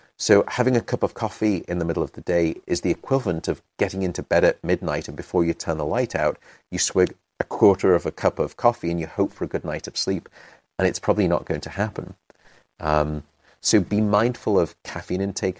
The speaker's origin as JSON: {"language": "English", "country": "United Kingdom", "also_born_or_lived": "London", "moved": "yes", "lives_now": "San Francisco, United States", "said": "I'm British"}